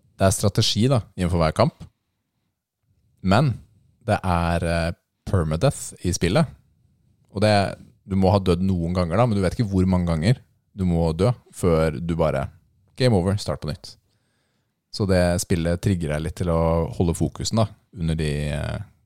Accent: Lillestrøm, Akershus, Norway; Er jeg fra Lillestrøm? Ja

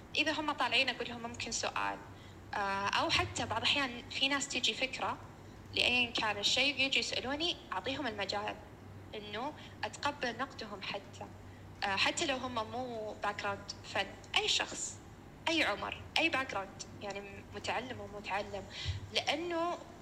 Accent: Saudi Arabia; احنا عندنا بالسعوديه

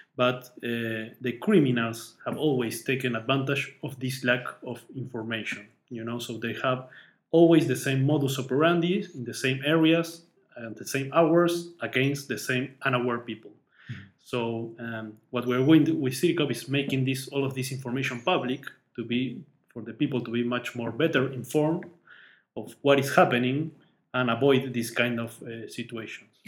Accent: Uruguay; moved away as an adult; now in Austin, United States; I'm from Uruguay

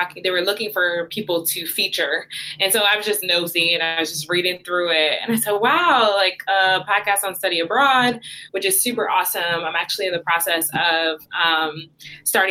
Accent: New Haven, Connecticut, United States; I'm from Connecticut. I grew up in New Haven

